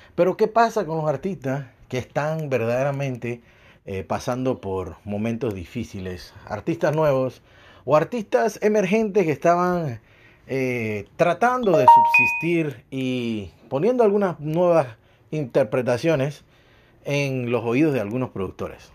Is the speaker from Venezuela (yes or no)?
no; Panama; now in Montreal, Canada; soy de Panamá